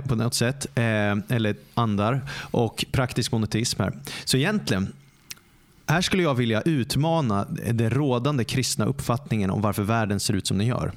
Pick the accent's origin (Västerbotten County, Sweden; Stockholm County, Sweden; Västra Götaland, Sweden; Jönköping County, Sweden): Stockholm County, Sweden; Stockholm; jag är born and raised i Stockholm